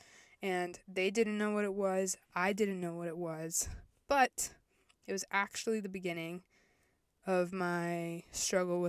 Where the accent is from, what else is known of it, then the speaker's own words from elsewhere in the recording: Virginia, United States; also born or lived in El Salvador / Florida; we moved to Virginia, and I lived and grew up mainly